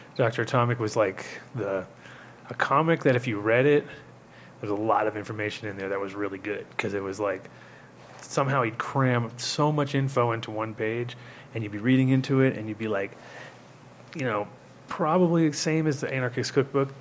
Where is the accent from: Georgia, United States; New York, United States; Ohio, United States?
New York, United States; also born or lived in Rhode Island; as a New Yorker